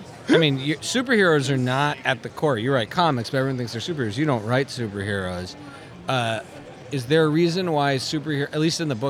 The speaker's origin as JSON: {"language": "English", "town": "Montreal", "region": "Quebec", "country": "Canada", "tie": "born or raised there", "moved": "yes", "said": "we grew up in Montreal"}